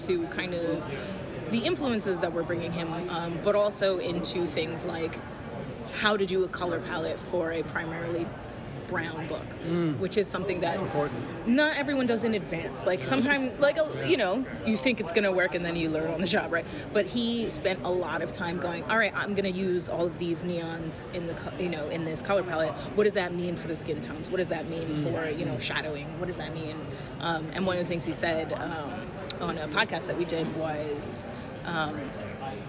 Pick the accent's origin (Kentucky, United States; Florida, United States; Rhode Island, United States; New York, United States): New York, United States; New York City; I grew up in the Lower East Side